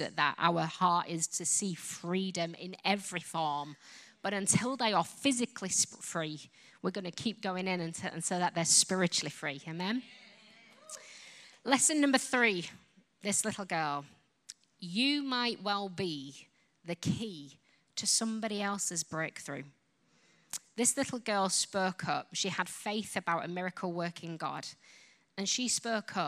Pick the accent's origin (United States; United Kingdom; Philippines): United Kingdom; Yorkshire and the Humber; accent: Yorkshire; now in England; I come from Yorkshire. Yorkshire is like Alabama kind of accent.